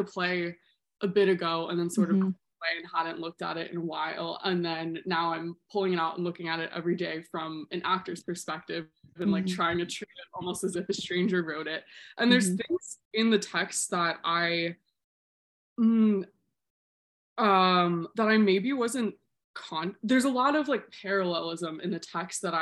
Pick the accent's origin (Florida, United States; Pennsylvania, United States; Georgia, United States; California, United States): Florida, United States; Tallahassee; moved away as an adult; also born or lived in West Palm Beach / Gainesville; now in New York, United States; I was born in West Palm Beach, but I grew up in Tallahassee